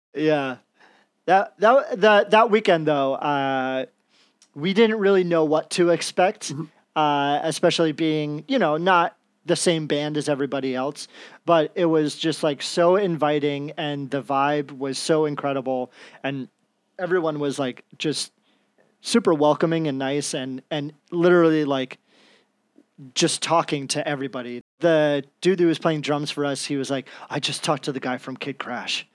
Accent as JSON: {"language": "English", "region": "New Jersey", "country": "United States", "said": "I'm from Jersey"}